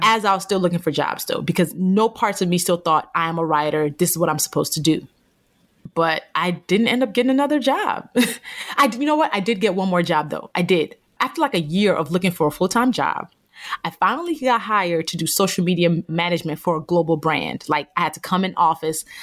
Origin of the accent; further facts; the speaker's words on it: Nigeria; a Black woman from Nigeria, 'cause I was born in Nigeria